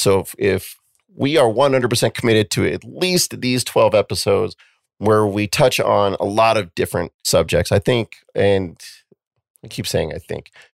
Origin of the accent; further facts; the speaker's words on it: Cheyenne, Wyoming, United States; moved away; we grew up in Cheyenne, Wyoming, where we only had Gary and my mom and each other